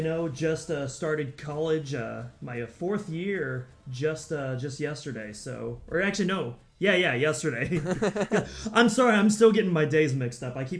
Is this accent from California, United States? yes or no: yes; Sacramento, California, United States; now in Monterey, United States; I've been in Sacramento for about a year. And, you know, no hate to Sacramento. You know, I like my hometown, but Monterey is definitely where I belong.